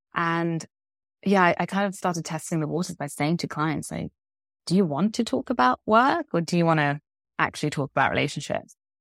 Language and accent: English; London, United Kingdom; also born or lived in Vancouver, Canada; now in Spain; I'm from London, though I now live in Spain